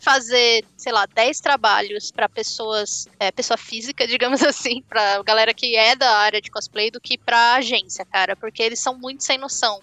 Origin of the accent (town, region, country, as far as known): Brazil